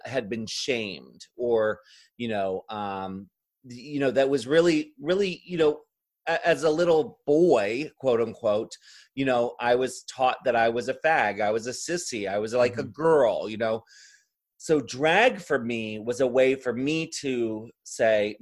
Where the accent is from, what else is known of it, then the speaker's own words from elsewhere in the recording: Ocean City, Maryland, United States; the Morbid Manor that was at the end of the boardwalk where we grew up in Ocean City, Maryland